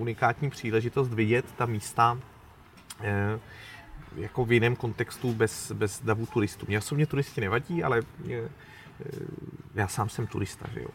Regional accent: České Budějovice, South Bohemian Region, Czechia; now in Prague, Czech Republic; když jsem vyrůstal v devadesátých letech v Českých Budějovicích

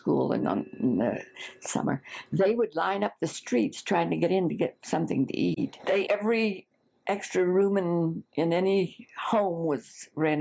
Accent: American Fork, Utah, United States; also born or lived in Bingham Canyon, Utah; when I was about 18 months, we returned to American Fork. So I was raised surrounded by grandparents, aunts and uncles and cousins

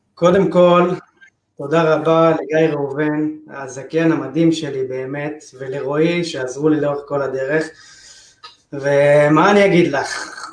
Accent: Tel Aviv, Tel Aviv District, Israel; זה האזור שלי, גדלתי פה, אני חי פה

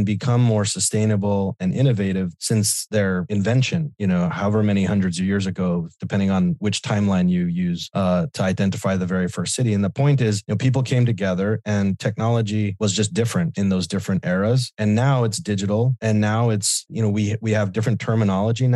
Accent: El Paso, Texas, United States; in my hometown of El Paso, Texas

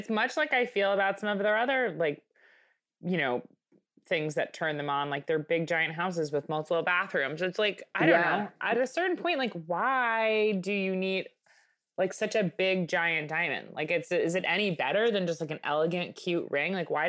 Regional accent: Michigan, United States; now in Hyannis Port, United States; I grew up in Michigan. Now here I am in fucking Hyannisport.

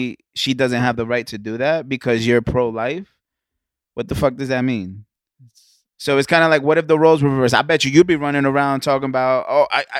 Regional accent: California, United States; I'm from Cali, bro.

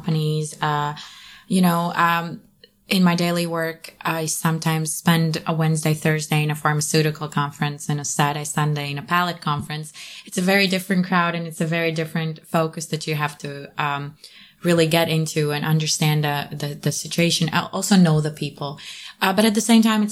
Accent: Latvia

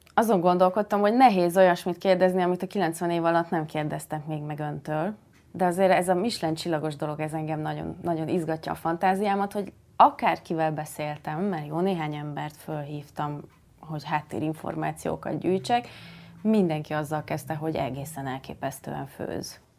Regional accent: Szakmár, Bács-Kiskun, Hungary; én szakmárból származom

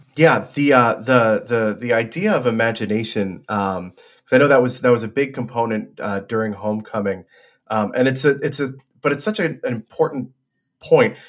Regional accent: Hudson River, New York, United States; moved away; also born or lived in Boston; I grew up on the Hudson River, uh, could see the river, could see the mountains sort of from my attic bedroom window

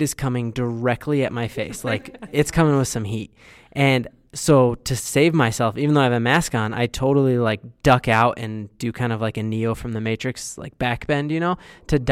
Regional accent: Westminster, Colorado, United States; I grew up in the Westminster Thornton area

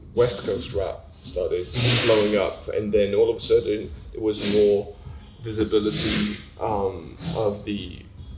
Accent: Switzerland; moved away as an adult; I grew up in Switzerland

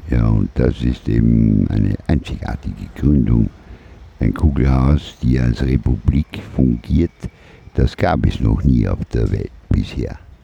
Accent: Vorarlberg, Austria; also born or lived in Lauterach; now in Vienna, Austria; wir sind ja aus Vorarlberg ursprünglich.

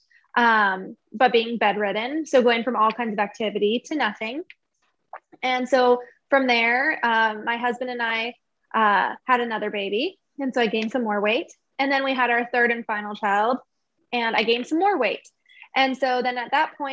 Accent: Arizona, United States; I have lived here my whole life. So same as Kennedy, born and raised in Arizona

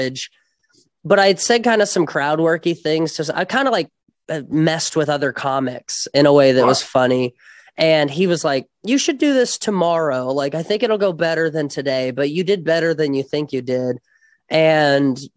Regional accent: Las Vegas, Nevada, United States; now in Los Angeles, United States; I'm from Vegas originally

